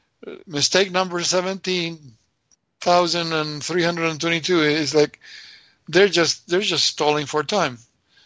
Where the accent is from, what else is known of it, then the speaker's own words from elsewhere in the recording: Argentina; moved away; we grew up there not believing in the government